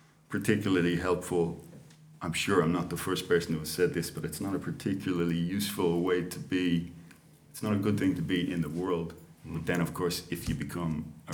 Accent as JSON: {"language": "English", "town": "Dublin", "region": "Leinster", "country": "Ireland", "tie": "born or raised there", "said": "I grew up in Crumlin. I was born in the Coombe. I grew up in Crumlin. That's you know, suburb of South Dublin"}